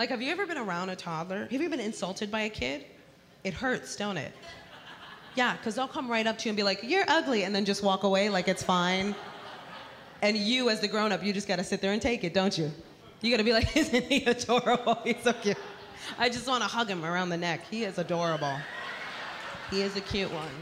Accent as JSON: {"language": "English", "town": "New York City", "region": "New York", "country": "United States", "tie": "born or raised there", "said": "I am born and raised in the Bronx, New York"}